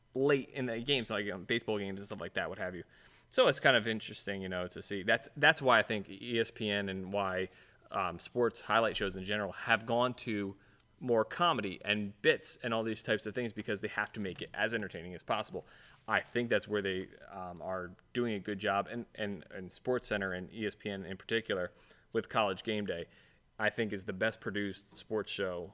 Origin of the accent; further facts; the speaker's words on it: Ohio, United States; I'm being from Ohio